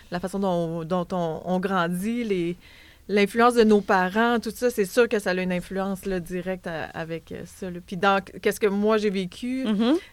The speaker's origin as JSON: {"language": "French", "town": "Baie-Saint-Paul", "region": "Quebec", "country": "Canada", "tie": "born or raised there", "said": "j'ai grandi là, là. Je viens pas de là spécifiquement, mais j'ai grandi dans Charlevoix."}